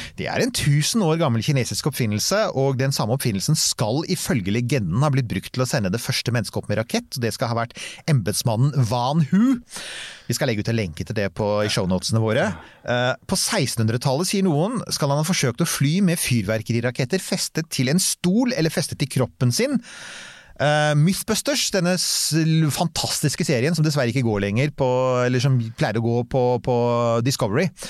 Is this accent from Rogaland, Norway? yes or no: no; Bærum, Akershus, Norway; jeg er fra Bærum, vi kan bare stort sett pent bokmål